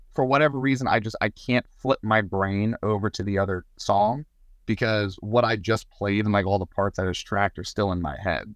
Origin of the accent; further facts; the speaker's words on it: Southern Maryland, United States; also born or lived in Nashville; we're both from Southern Maryland